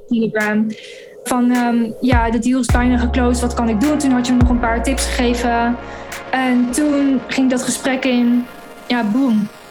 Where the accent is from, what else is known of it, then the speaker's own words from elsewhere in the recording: Gorssel, Gelderland, Netherlands; moved away as an adult; also born or lived in London, United Kingdom; now in Dubai, United Arab Emirates; Ik kom uit een dorpje in het oosten van Nederland. Gorsel heet dat